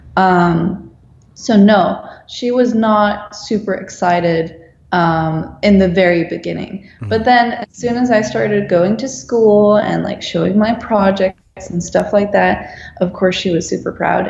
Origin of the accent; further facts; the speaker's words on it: Netherlands; moved away as an adult; now in Los Angeles, United States; I'm a designer from the Netherlands. I'm now working in Los Angeles